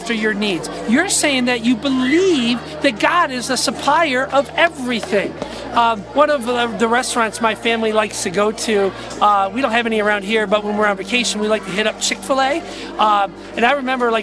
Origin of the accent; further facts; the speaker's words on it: United States; I'm an American